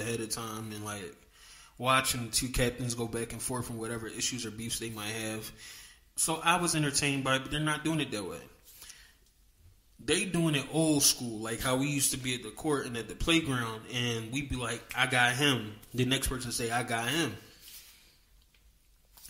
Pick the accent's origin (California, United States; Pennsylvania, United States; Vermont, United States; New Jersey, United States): Pennsylvania, United States; Philadelphia; I grew up in Philly.